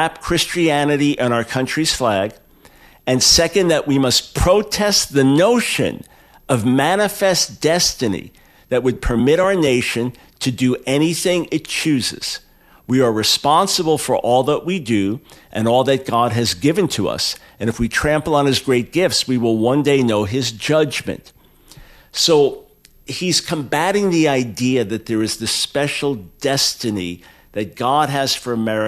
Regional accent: United States; I'm an American

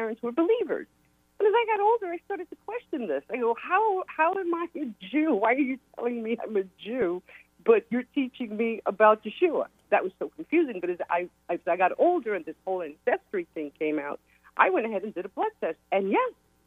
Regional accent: Portugal; now in Upstate New York, United States; I was born in Portugal

